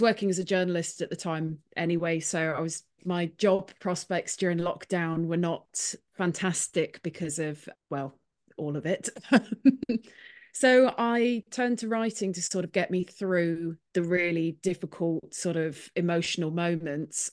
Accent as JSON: {"language": "English", "town": "Clonakilty", "region": "Munster", "country": "Ireland", "moved": "yes", "lives_now": "Nottingham, United Kingdom", "said": "I'm from Clonakilty in Ireland. I'm actually from a village outside of it"}